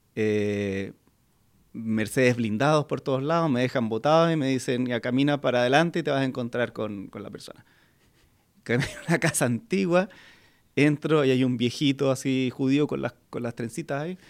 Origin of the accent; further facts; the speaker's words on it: Chile; como chilenos